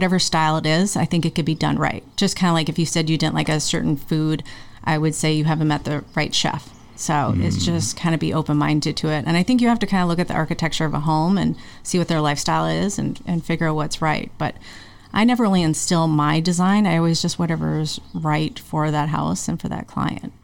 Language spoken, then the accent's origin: English; Midwest, United States; accent: Midwest; also born or lived in Minneapolis; now in Ojai, United States; It's my Midwest accent